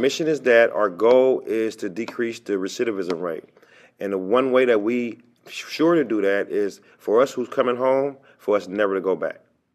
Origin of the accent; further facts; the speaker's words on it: Pittsburg, California, United States; We are in California. And my hometown is Pittsburgh, California, the Bay Area.